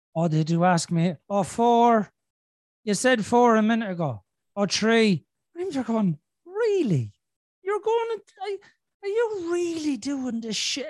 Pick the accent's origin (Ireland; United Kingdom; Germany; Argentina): Ireland; I'm Irish.